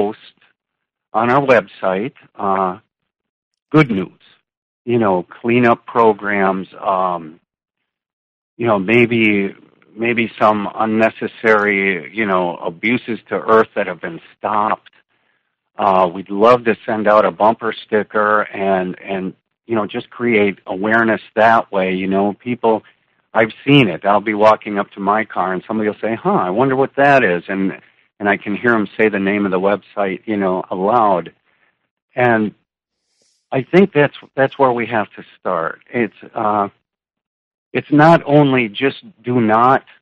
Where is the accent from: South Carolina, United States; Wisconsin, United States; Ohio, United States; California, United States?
Wisconsin, United States; moved away as an adult; also born or lived in St. Petersburg, Florida / Sarasota, Florida; I'm from Wisconsin